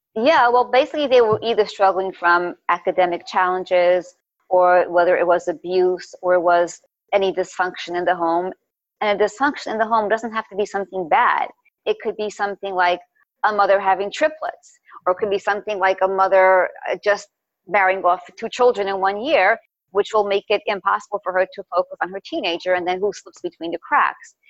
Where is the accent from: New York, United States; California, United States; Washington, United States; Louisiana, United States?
New York, United States; New York City; also born or lived in Crown Heights, Brooklyn; I was born in Crown Heights. My parents moved to Park when I was about a year old.